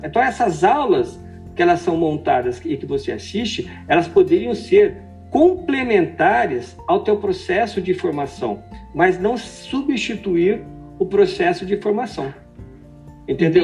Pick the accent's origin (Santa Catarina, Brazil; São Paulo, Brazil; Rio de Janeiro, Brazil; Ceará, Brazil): São Paulo, Brazil; interior of; moved away; Dois paulistas do interior